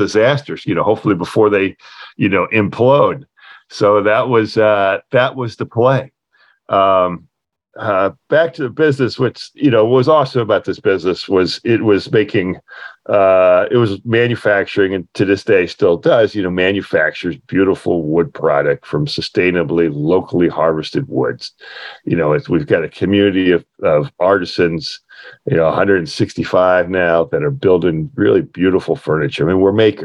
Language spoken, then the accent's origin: English; West Virginia, United States; I was a kid growing up in West Virginia.